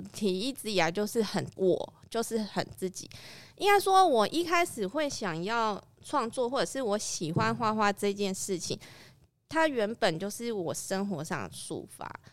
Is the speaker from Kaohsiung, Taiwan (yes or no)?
yes; Kaohsiung, Taiwan; 我算是高雄人，可是我家不是住在那里，可是我去那边住村之后，我就爱上那边环境